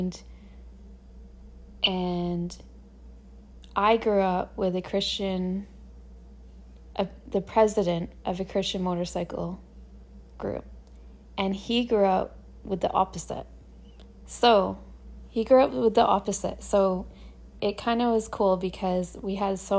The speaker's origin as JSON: {"language": "English", "country": "Canada", "said": "when you're Canadian"}